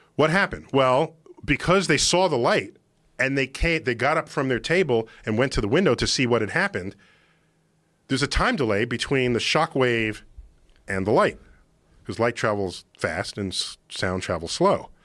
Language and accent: English; New York City, New York, United States; I grew up in New York City